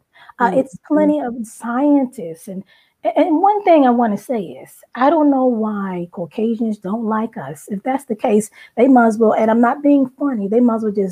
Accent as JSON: {"language": "English", "area": "Long Island", "region": "New York", "country": "United States", "tie": "born or raised there", "also_born_or_lived": "Brooklyn, New York", "moved": "yes", "said": "raised on Long Island, New York"}